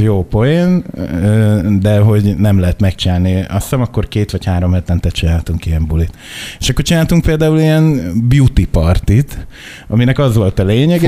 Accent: Makó, Csongrád-Csanád, Hungary; Makon nőttem föl

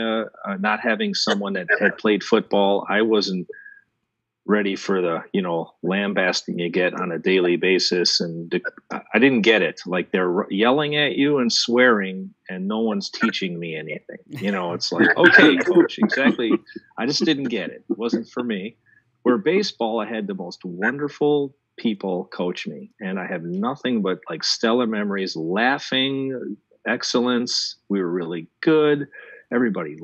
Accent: outside of Chicago, Illinois, United States; I grew up outside of Chicago

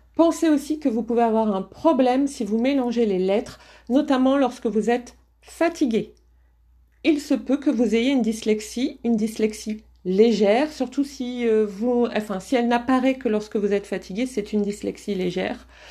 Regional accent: the Nord, Hauts-de-France, France; accent: Ch'ti; je viens du Nord

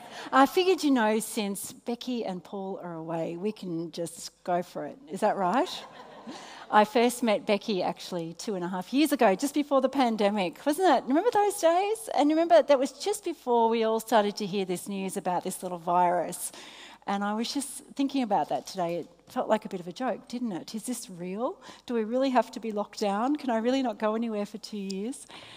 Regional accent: Australia; Australia. Australia.

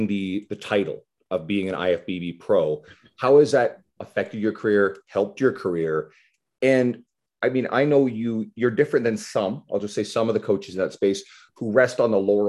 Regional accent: Newfoundland and Labrador, Canada; I'm originally from Newfoundland.

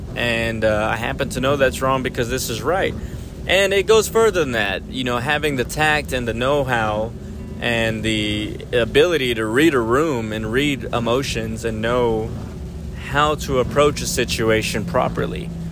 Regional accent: South Texas, United States; I know South Texas

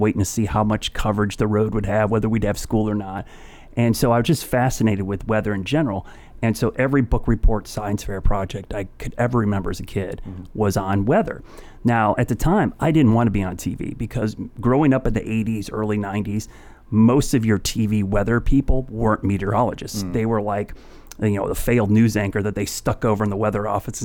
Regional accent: Northeast Ohio, United States; now in Charlotte, United States; I grew up in Northeast Ohio

